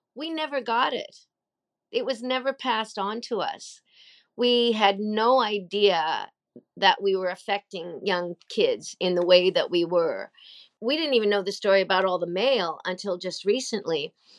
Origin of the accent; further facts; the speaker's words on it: Nova Scotia, Canada; also born or lived in Australia; I moved home to Nova Scotia, Canada, where I had grown up